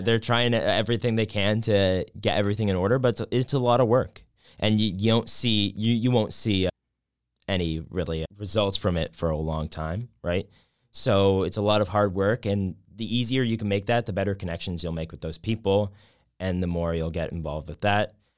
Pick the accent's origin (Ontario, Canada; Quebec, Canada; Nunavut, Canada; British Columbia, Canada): Ontario, Canada; Whitby; also born or lived in Waterloo, Canada; I'm from Whitby. Um, so Durham region